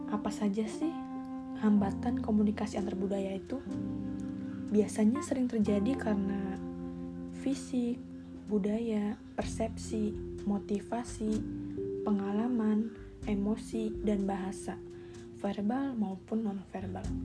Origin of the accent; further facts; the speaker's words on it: Cirebon, West Java, Indonesia; born there; now in Jakarta, Indonesia; Saya lahir di kota Cirebon. Saya anak kedua dari empat bersaudara.